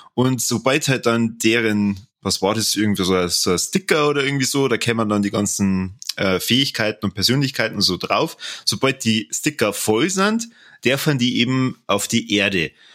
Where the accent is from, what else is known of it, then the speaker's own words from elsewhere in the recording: Germany; bei uns in Deutschland